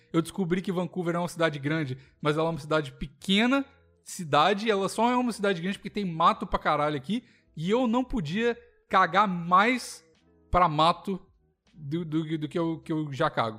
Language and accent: Portuguese; Belo Horizonte, Minas Gerais, Brazil; moved away; eu sou de Belo Horizonte